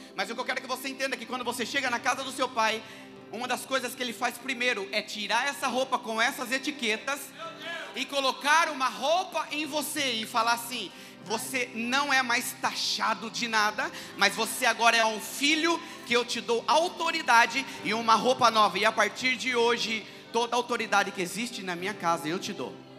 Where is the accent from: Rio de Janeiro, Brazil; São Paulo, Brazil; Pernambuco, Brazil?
São Paulo, Brazil; interior of; accent: caipira (interior paulista); eu sou do interior de São Paulo